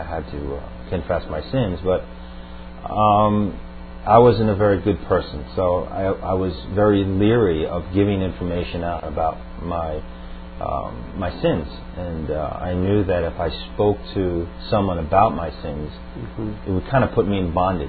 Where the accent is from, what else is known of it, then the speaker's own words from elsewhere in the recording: Long Island, New York, United States; Right, Long Island. Well, I'm from an Irish Catholic family, second generation, and both my parents took me to Catholic Church to Mass every Sunday until the age of about 16